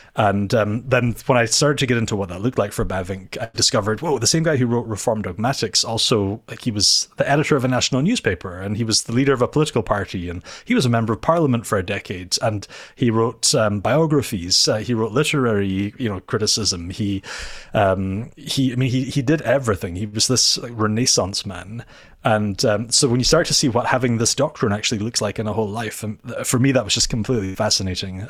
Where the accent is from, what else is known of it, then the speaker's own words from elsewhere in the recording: Inverness, Scotland, United Kingdom; now in Edinburgh, United Kingdom; I am from Scotland, uh, so I'm not Dutch. Um, I live in Edinburgh